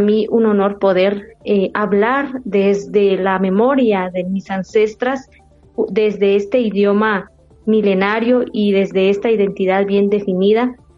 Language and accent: Spanish; Mam people of Guatemala, western Guatemala, Guatemala; first language Mam; Spanish is a second language; Nosotros estamos situados en los departamentos de San Marcos, Huehuetenango, Quetzaltenango y Retauleu, somos el segundo idioma más hablado en el territorio de Guatemala